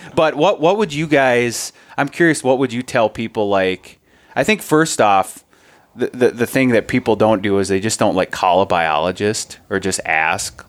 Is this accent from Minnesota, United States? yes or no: yes; Minnesota, United States; as a Minnesotan